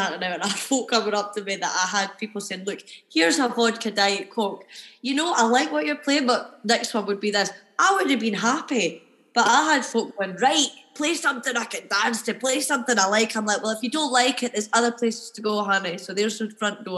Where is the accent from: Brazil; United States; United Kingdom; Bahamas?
United Kingdom; Edinburgh, Scotland; I've always lived in Edinburgh. I've always been here